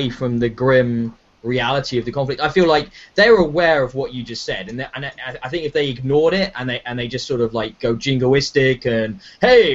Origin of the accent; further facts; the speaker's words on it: United Kingdom; as a Brit